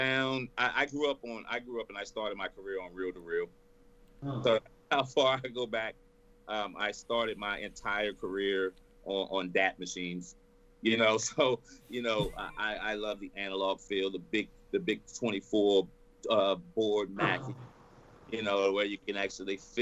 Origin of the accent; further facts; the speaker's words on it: Texas, United States; I'm born and raised in Texas